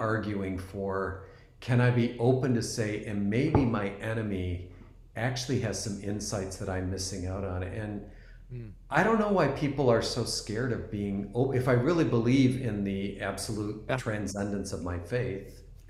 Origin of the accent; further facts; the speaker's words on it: East Coast, United States; I'm originally from the East Coast and just moved to the West Coast.